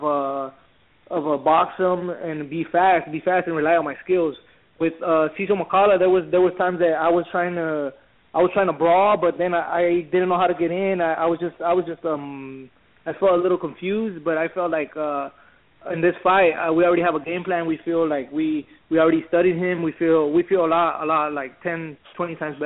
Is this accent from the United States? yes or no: yes; Watsonville, California, United States; I'm from Watsonville, which is up north, like on the coast.